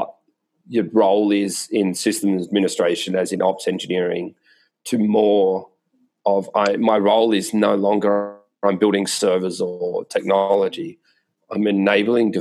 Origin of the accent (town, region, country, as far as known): Australia; moved away as an adult; now in San Francisco, United States